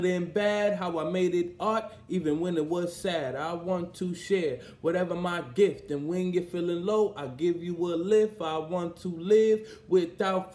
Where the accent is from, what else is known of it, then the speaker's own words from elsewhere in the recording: New York City, New York, United States; I'm from Brownsville, and at the time I was living in my mom's crib